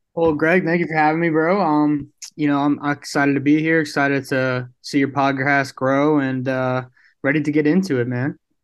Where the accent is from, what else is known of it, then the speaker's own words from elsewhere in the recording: New York City, New York, United States; moved away as an adult; now in Houston, United States; I'm actually from Brooklyn, New York, so I'm not too far from P A.